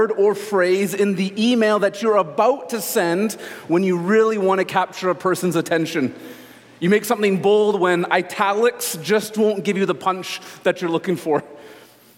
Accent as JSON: {"language": "English", "country": "Canada", "said": "As Canadian Christians"}